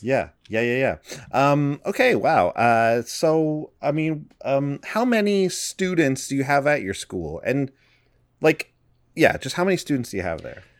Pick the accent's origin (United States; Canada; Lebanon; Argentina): Canada; we're from Canada